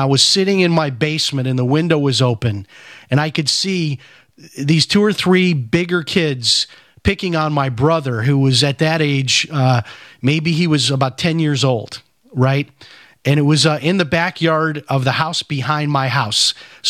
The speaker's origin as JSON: {"language": "English", "town": "Chicago", "region": "Illinois", "country": "United States", "tie": "born or raised there", "said": "When I was growing up in Chicago, I was training in the martial arts."}